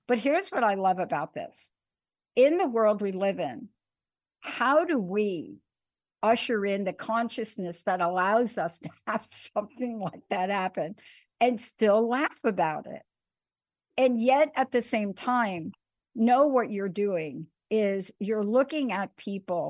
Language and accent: English; New York City, New York, United States; I grew up in New York